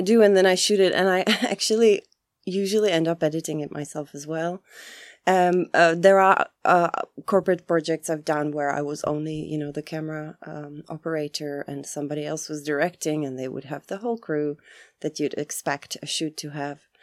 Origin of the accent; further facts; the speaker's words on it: Czechia; moved away; also born or lived in Chicago, United States / Prague, Czechia; I come from the Czech Republic